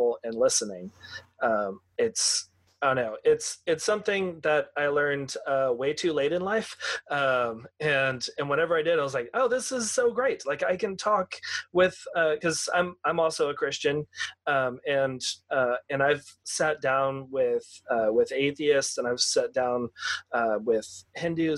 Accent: Texas, United States; growing up in Texas, in kind of like the rural area

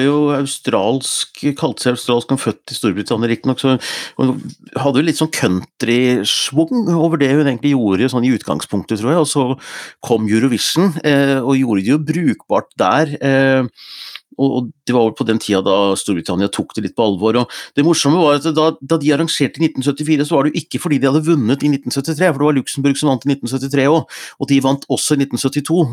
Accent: Gjøvik, Innlandet, Norway; moved away; Tavernaen hjemme i Hunndalen

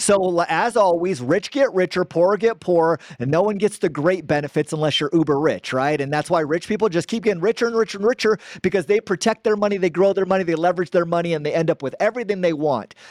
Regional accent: Gilbert, Arizona, United States; I'm from Gilbert, Arizona, born and raised Arizona

